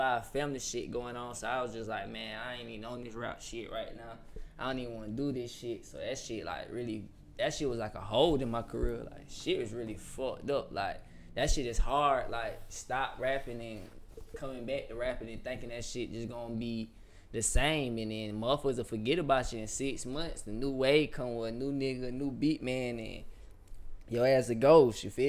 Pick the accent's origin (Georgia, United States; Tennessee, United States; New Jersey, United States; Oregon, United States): Georgia, United States; Atlanta; also born or lived in South Carolina; I'm from Atlanta. I went to school in South Carolina